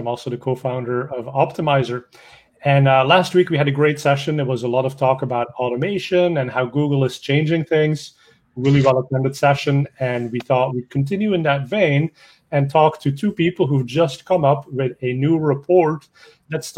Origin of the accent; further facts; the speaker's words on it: Belgium; I speak a little bit of French because I'm Belgian